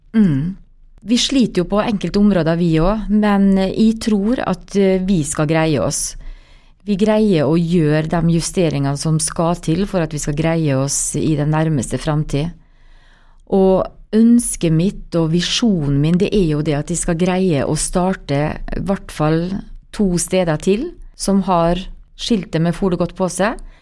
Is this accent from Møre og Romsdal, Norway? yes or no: yes; Molde, Møre og Romsdal, Norway; moved away as an adult; jeg er oppvokst i blokk på Bergmo, eh, nærmere Kviltorp